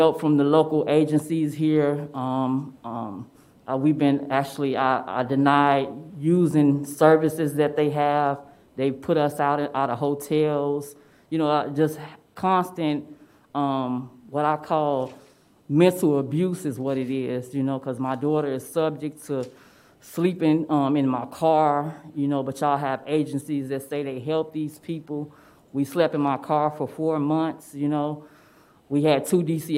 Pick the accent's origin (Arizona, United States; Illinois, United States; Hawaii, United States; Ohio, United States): Illinois, United States; Chicago; moved away; I'm from Chicago